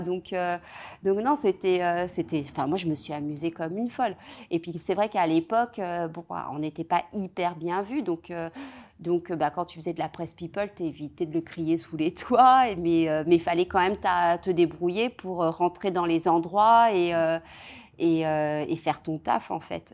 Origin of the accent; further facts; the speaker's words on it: Seine-et-Marne, Île-de-France, France; j'ai grandi euh, en Seine-et-Marne, euh, voilà, dans un, dans un patelin en Seine-et-Marne, entre Provins et Melun